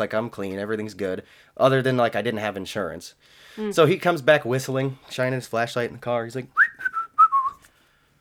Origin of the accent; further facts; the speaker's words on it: Washington, United States; I'm from Washington